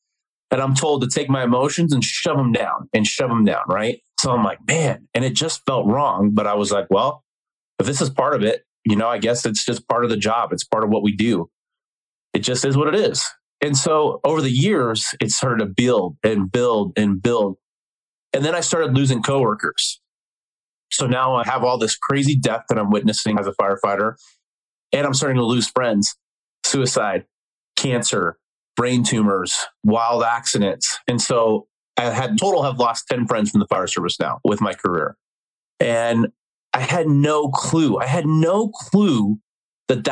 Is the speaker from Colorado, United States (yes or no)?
yes; Denver, Colorado, United States; born and raised in Denver, Colorado.